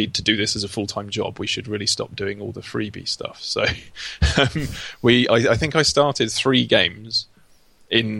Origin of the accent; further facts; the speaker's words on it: Essex, East of England, United Kingdom; moved away as an adult; also born or lived in Dundee; now in London, United Kingdom; I come from Essex, not far from London